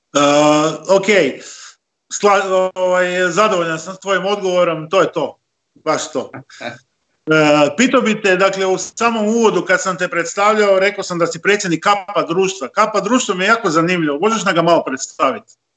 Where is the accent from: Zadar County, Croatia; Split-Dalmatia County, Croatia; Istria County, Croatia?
Istria County, Croatia; ovdje kod nas u Istri